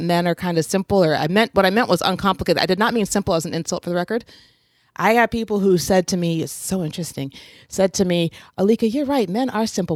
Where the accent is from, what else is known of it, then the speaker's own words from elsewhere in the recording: Oregon, United States; I was growing up in Oregon